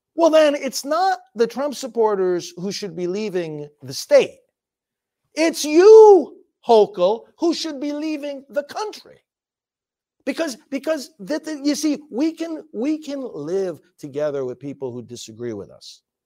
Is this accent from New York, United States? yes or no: yes; New York, United States; moved away; I'm from New York, in fact, I'm going back there today for a visit with my family